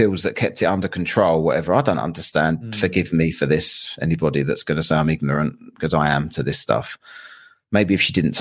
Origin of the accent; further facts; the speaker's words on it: London, United Kingdom; I'm a Londoner